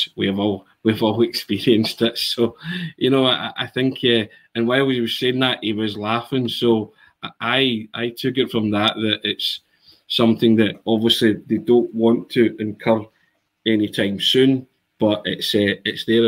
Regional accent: Scotland, United Kingdom; I'm Scottish

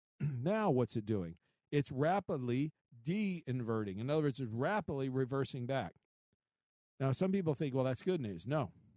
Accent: Midwest, United States; I grew up in the Midwest

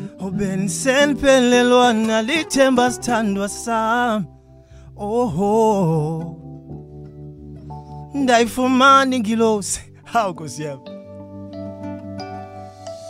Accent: South Africa; first language Xhosa; English is a second language; But in Isixhosa, obviously, it's my mother tongue, so it's easier.

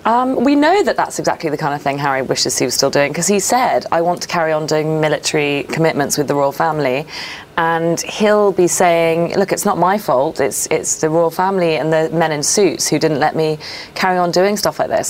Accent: United Kingdom; There's something so British about me

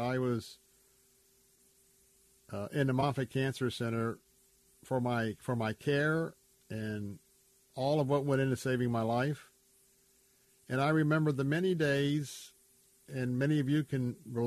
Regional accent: Tampa, Florida, United States; I was born and raised in Tampa

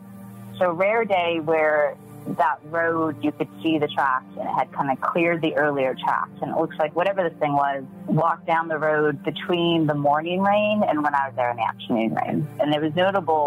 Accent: United States; I grew up in the Mojave Desert, right? So on the west side

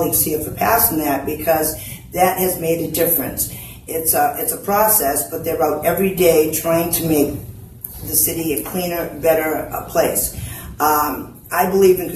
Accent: New Bedford, Massachusetts, United States; I did grow up in New Bedford. I grew up in Blue Meadows Projects

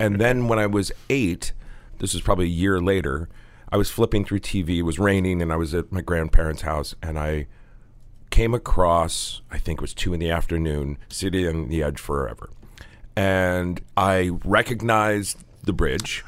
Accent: Connecticut, United States; When I was a young boy growing up in Connecticut.

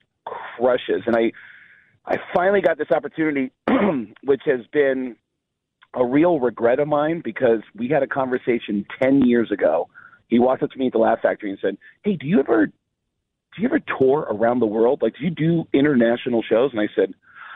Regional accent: New York, United States; I'm from New York

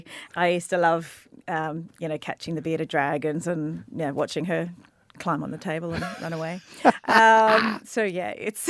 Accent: Gold Coast, Queensland, Australia; also born or lived in Brisbane; Gold Coast and Brisbane.

